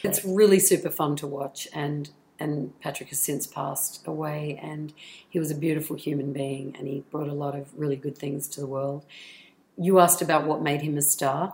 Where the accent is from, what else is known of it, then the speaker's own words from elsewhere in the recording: Australia; accent: Australian; moved away as an adult; my australian accent